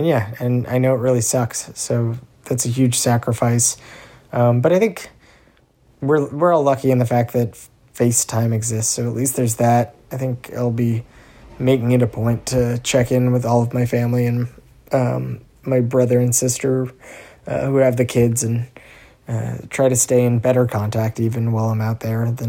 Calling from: Somerville, Massachusetts, United States; I'm checking in from Somerville, Massachusetts. I'm currently sitting in my bedroom in my apartment.

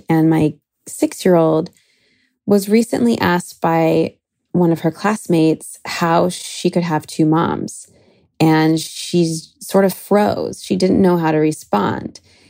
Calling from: Long Beach, California, United States; I'm calling from Long Beach, California.

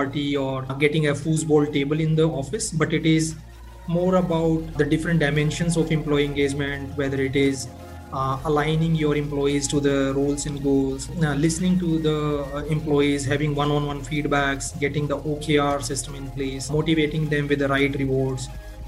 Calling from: Bangalore, Karnataka, India; I am dialing in from Bangalore in India.

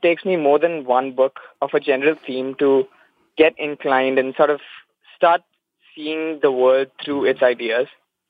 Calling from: Dubai, United Arab Emirates; I'm calling from Dubai, UAE, actually.

